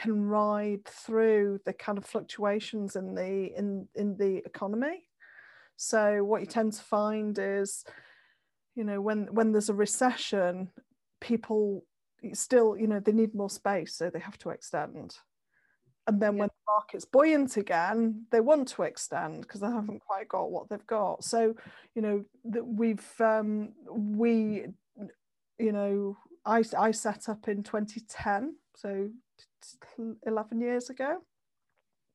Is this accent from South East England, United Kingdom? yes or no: no; Manchester, North West England, United Kingdom; also born or lived in Leeds; I came back to Manchester because I'm from Manchester originally